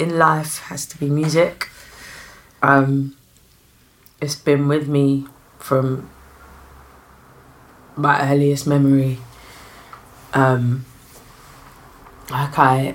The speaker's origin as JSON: {"language": "English", "region": "London", "country": "United Kingdom", "said": "I'm from South London."}